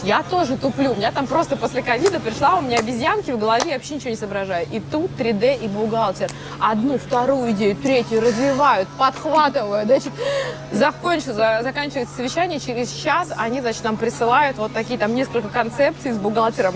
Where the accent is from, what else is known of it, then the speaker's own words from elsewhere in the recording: Norilsk, Krasnoyarsk Krai, Russia; moved away; в 8 э, лет я сидела в городе Норильск